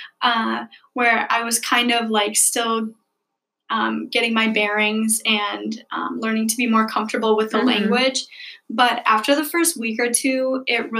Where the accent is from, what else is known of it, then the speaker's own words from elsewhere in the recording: Keele, Wisconsin, United States; I'm from Keele, Wisconsin